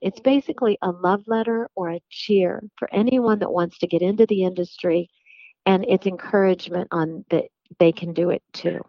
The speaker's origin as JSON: {"language": "English", "region": "West Virginia", "country": "United States", "tie": "born or raised there", "said": "I have listened to country music growing up in West Virginia through my whole life"}